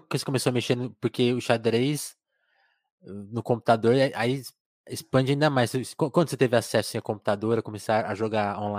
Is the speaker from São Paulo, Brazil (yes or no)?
yes; Osasco, São Paulo, Brazil; Sou de Osasco.